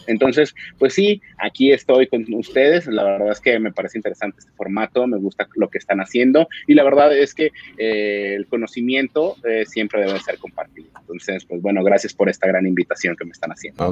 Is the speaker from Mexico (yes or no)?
yes; Mexico; now in Colombia; Soy mexicano, pero actualmente vivo en Colombia